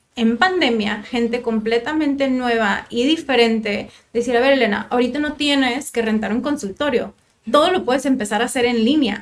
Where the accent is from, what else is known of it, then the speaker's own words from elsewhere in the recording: Tijuana, Baja California, Mexico; also born or lived in Monterrey; Soy de aquí de Tijuana, nací aquí, estuve toda mi primaria, kinder y secundaria en el Instituto Cumbres